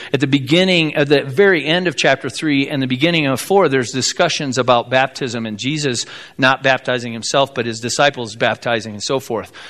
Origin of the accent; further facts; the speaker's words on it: South Bend, Indiana, United States; I grew up in South Bend, Indiana